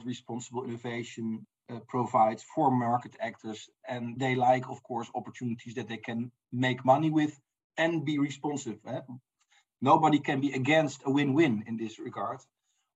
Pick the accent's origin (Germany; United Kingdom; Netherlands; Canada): Netherlands; I'm from the Netherlands